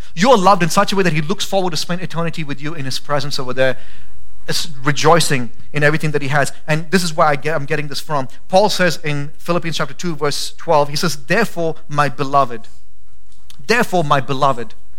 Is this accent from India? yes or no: yes; India; now in Boise, United States; I'm Indian